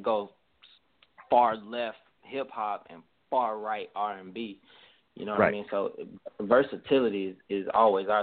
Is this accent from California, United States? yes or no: no; Montgomery, Alabama, United States; now in Houston, United States; I'm from Alabama, Gumtown, 334-36108